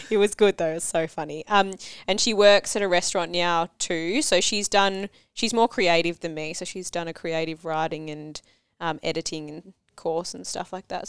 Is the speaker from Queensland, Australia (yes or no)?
no; Cranbourne, Victoria, Australia; I grew up in Cranbourne